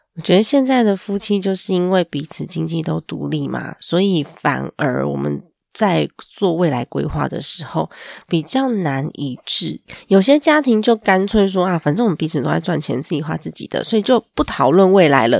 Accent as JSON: {"language": "Chinese", "country": "Taiwan", "said": "我们台湾人的 ，嗯，文化吧，成长背景下"}